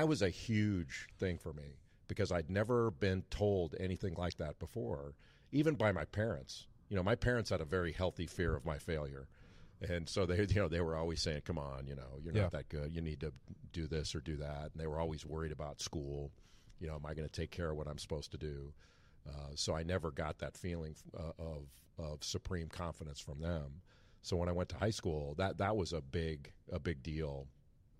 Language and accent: English; Rolling Hills, California, United States; moved away as an adult; now in North Carolina, United States; I grew up in an area called Rolling Hills, which is on the Palos Verdes Peninsula